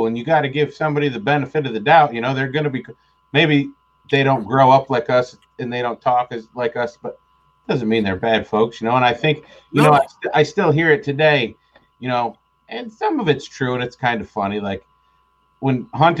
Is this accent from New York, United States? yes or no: yes; Deposit, New York, United States; I remember growing up in Deposit. It's the country